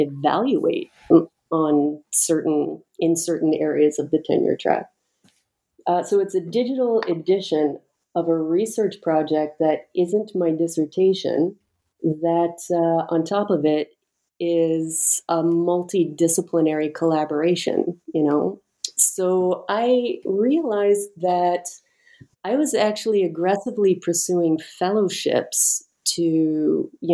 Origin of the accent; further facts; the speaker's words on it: Canada; moved away as an adult; now in United States; I'm Canadian, I decided to apply for a green card